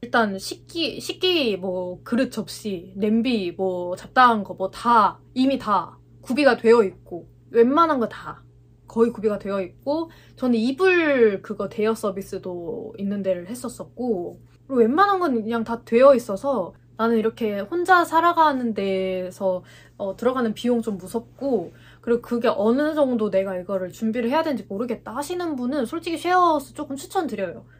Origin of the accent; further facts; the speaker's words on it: Gwangju, South Korea; moved away as an adult; now in Seoul, South Korea; 제 고향이 전라도 아래쪽에 있는 광주예요. 광주 광역시인데 거기에서 가족들과 이렇게 살다가